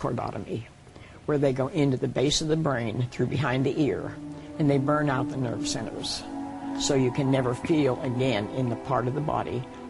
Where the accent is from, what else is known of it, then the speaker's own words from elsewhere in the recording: Pennsylvania, United States; moved away; Because I came from Pennsylvania.